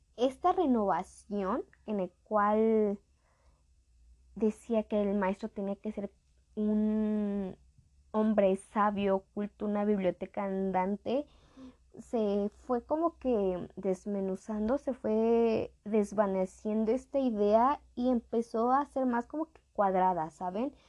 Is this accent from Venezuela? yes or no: no; Mexico; somos de México